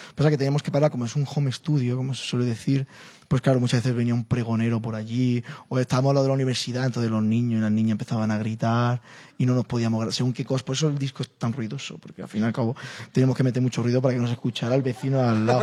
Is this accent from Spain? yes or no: yes; Spain; como español, como flamenco